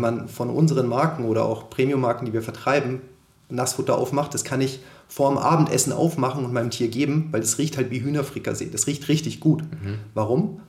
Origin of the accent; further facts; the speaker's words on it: Konstanz, Baden-Württemberg, Germany; moved away as an adult; also born or lived in Munich; Ich komme ursprünglich aus Konstanz am Bodensee, bin dort aufgewachsen und dann zum Studieren nach München gezogen